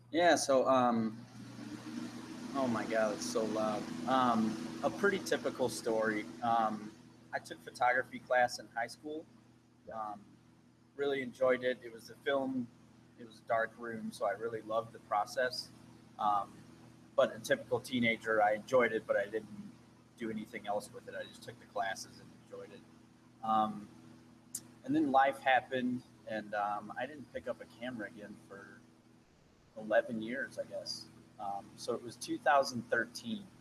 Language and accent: English; St. Louis, Missouri, United States; I'm born and raised in St. Louis.